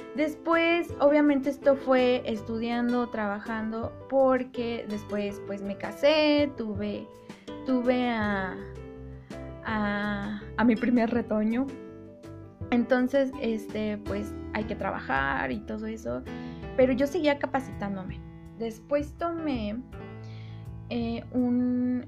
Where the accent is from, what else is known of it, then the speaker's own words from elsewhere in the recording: Mexico; yo soy mexicana y pues aquí en, en México